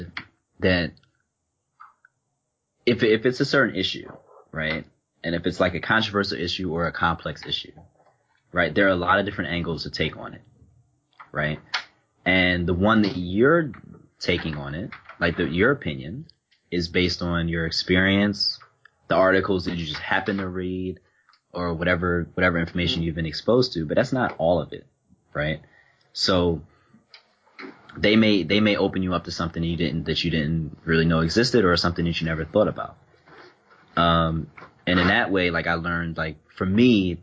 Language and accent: English; Philadelphia, Pennsylvania, United States; moved away as an adult; also born or lived in Germany; now in England; my friends, of course, were all from where I grew up in Philly.